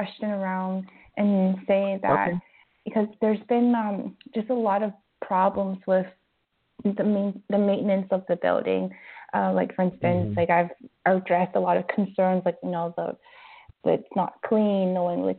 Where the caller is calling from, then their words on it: Vancouver, British Columbia, Canada; I'm calling from Vancouver.